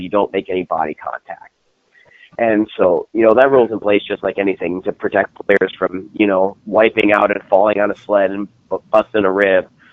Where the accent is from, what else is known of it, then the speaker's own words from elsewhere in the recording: New Jersey, United States; now in St. Louis, United States; So I'm based out of St. Louis, Missouri. I uh, I'm originally from New Jersey, and then made the uh, trek out here, and been stuck ever since.